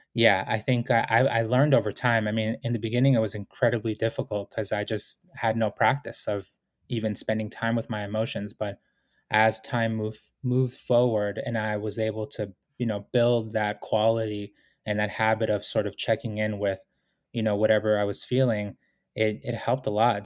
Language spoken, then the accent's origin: English; Boston, Massachusetts, United States; also born or lived in Ecuador; I was born in Ecuador, came to the United States with my family when I was four years old, and we went through, you know, serious poverty when, uh, we were growing up in Boston